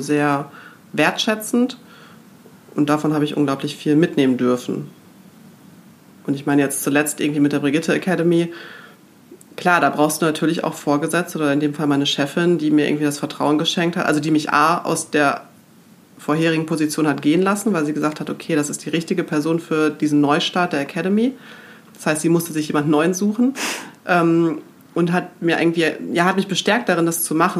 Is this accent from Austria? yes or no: no; Münster, North Rhine-Westphalia, Germany; also born or lived in Gronau; ich komme aus Münster. Mhm. Und bin da auch in die fünfte Klasse gegangen